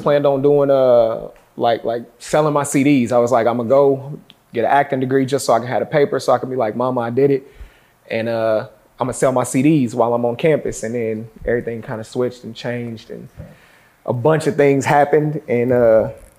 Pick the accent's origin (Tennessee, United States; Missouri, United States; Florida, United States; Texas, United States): Missouri, United States; Kansas City; moved away as an adult; now in New York, United States; I'm from Kansas City, Missouri, originally.